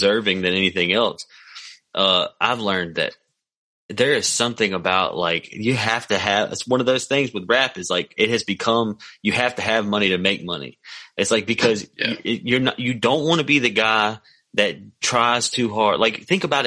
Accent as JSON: {"language": "English", "town": "McComb", "region": "Mississippi", "country": "United States", "tie": "born or raised there", "also_born_or_lived": "Jackson, Mississippi", "lives_now": "Hattiesburg, United States", "said": "I'm from Macomb and I grew up in Macomb, but at one point in time I lived in Jackson, or like 3 points in time I lived in Jackson, and now I live right outside of Hattiesburg, Mississippi"}